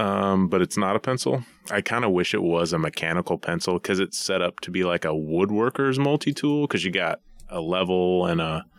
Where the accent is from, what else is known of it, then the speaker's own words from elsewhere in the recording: East Coast, United States; I never went myself, but growing up on the East Coast, I'd always heard about nature's classroom.